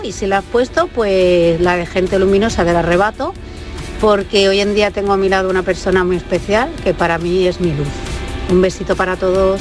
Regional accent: Badalona, Catalonia, Spain; moved away as an adult; also born or lived in Barcelona / Estepona / Campo de Gibraltar; now in Córdoba, Spain; yo soy de Badalona, nacida en el clínico en Barcelona hace ya 41 años

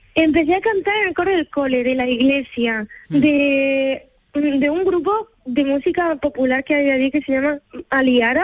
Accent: Andalusia, Spain; moved away as an adult; Yo en mi tierra

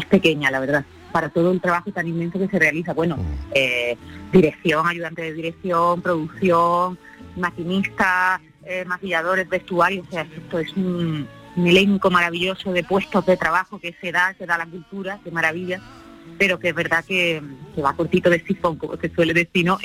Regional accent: Andalusia, Spain; que somos andaluces, eh, vamos eh, andaluceando por donde vamos.

